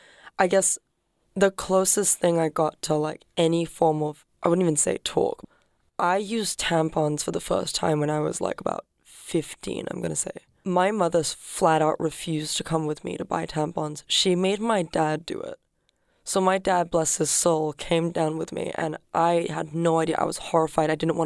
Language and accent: English; Singapore; I am from Singapore.